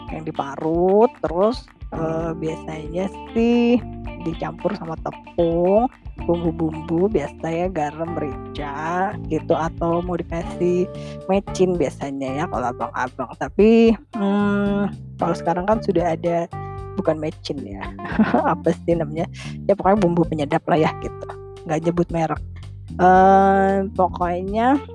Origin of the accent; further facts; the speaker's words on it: Bandung, West Java, Indonesia; Kalau saya kan orang Bandung ya. Jadi si bawan ini mah kalau di Jawa Barat itu disebutnya bala-bala gitu ya.